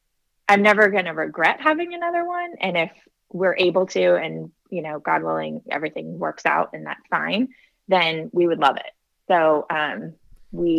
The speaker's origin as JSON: {"language": "English", "region": "California", "country": "United States", "also_born_or_lived": "South Carolina", "moved": "yes", "lives_now": "Nashville, United States", "said": "we live in Nashville, Tennessee. So I'm from California originally"}